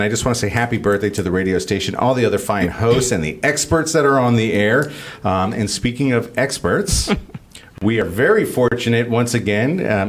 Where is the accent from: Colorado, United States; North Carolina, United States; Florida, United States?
Florida, United States; Miami; also born or lived in New York City / San Francisco; And maybe that's because I grew up in places like Miami and, mm-hmm. and you know, I'm from New York City and I've lived in San Francisco